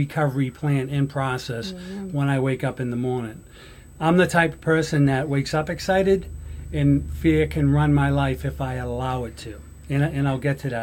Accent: Somerville, Massachusetts, United States; I grew up in Somerville

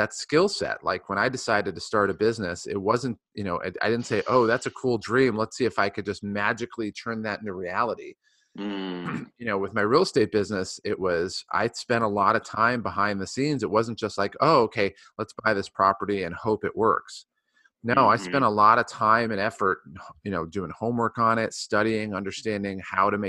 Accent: Ohio, United States; I grew up in Ohio

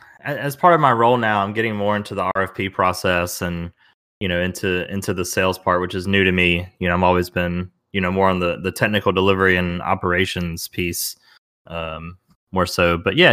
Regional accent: the South, United States; Because I'm a Southerner. I think I just run it all together like most things.

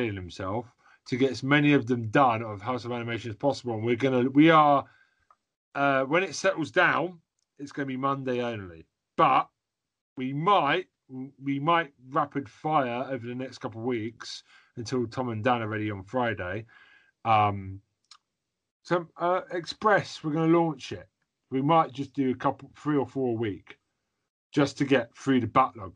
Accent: United Kingdom; we're British

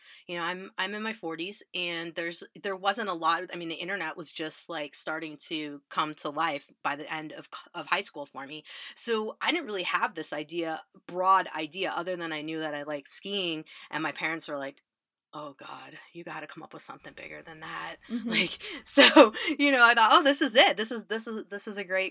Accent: Illinois, United States; I grew up in Illinois. We're very Midwest

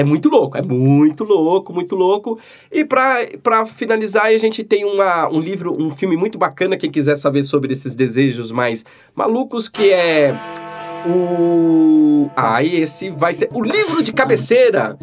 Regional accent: Ceará, Brazil; o nordestino aqui que eu sou cearense

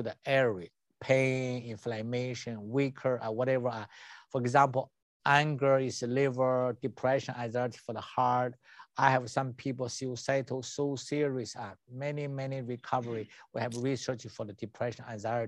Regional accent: China; English is a second language; moved away; I'm an MD from China and a doctor of traditional Chinese medicine

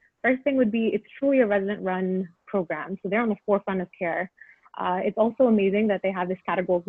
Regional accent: Texas, United States; I'm from Texas. I've lived here all my life.

